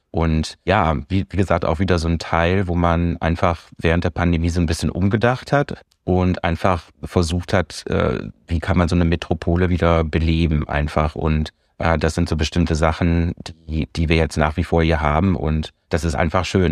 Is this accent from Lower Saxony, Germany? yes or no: no; Münsterland, North Rhine-Westphalia, Germany; moved away as an adult; now in San Francisco, United States; Ich komme aus dem Münsterland, das ist richtig. Ja, ich komme wirklich aus einer ganz ländlichen, aber schönen Gegend. Äh, ja, bin, bin ganz äh, in, im, im Kleinstadt, in einer Kleinstadt groß geworden, aufgewachsen da zur Schule gegangen